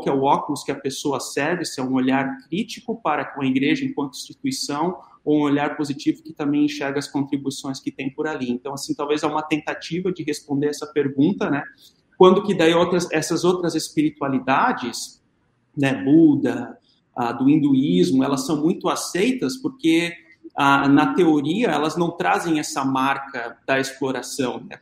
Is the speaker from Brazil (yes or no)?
yes; Brazil